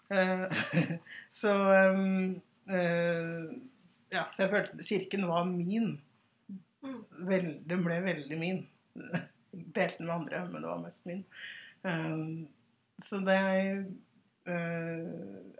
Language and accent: Norwegian; Oslo, Norway; also born or lived in Sierra Leone; Jeg er 31 år, fra Hauketå og Oslo.